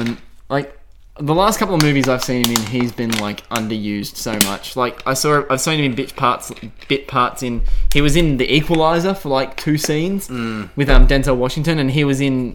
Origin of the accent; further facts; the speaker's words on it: Australia; we're Aussie, mate. Australia